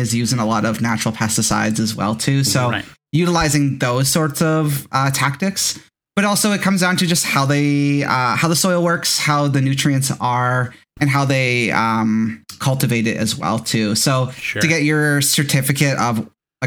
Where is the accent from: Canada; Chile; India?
Canada; Mississauga, Ontario; That's my hometown.